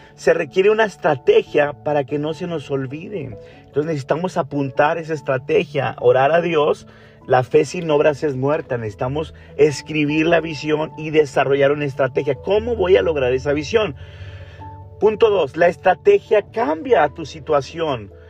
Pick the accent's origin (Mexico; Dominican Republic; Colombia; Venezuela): Mexico; Monterrey, Nuevo León; now in Canada; estoy aquí en México ahora, en la ciudad de Monterrey, es donde, de donde yo soy.